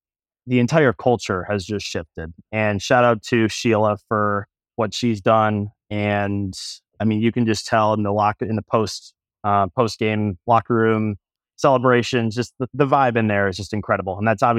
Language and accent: English; Metro Detroit area, Michigan, United States; So I am originally from the Metro Detroit area. In fact, grew up about 10 minutes down the road from the Silver Dome. I know, obviously, being born in 96